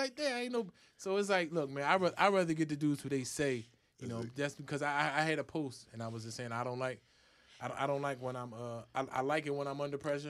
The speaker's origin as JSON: {"language": "English", "town": "Philadelphia", "region": "Pennsylvania", "country": "United States", "said": "I'm from North Philly."}